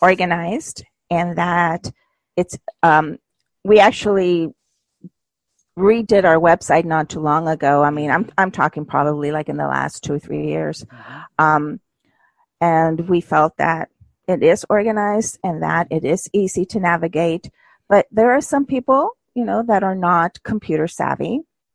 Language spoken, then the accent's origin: English; United States; also born or lived in Mexico; I was raised in the United States